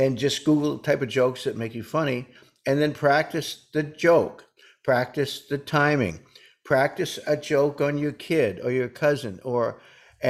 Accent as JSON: {"language": "English", "region": "New Hampshire", "country": "United States", "said": "I'm from New Hampshire, and we say Jeezum Crow."}